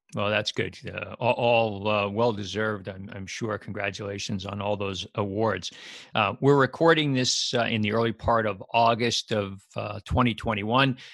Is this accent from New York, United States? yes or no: yes; New York, United States; moved away as an adult; now in New Jersey, United States; I live in New Jersey and have for the last thirty years. I grew up in New York